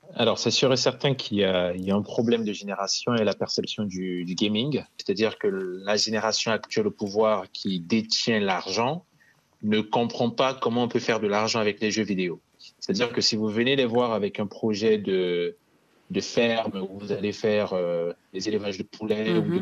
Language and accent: French; Bangui, Central African Republic; moved away as an adult; now in France; Je suis né en Centrafrique. Je suis né à Bangui. J'ai grandi là-bas. Et à mes 18 ans, je suis arrivé en France